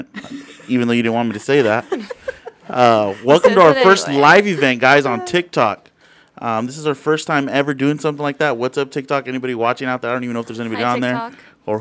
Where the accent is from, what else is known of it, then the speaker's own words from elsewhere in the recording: Inland Empire, California, United States; we're from the Inland Empire